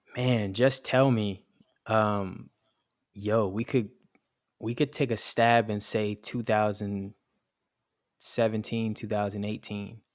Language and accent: English; Atlanta, Georgia, United States; moved away as an adult; also born or lived in South Bronx, New York; now in New York, United States; I'm from Atlanta. Uh, I grew up in Atlanta on the north side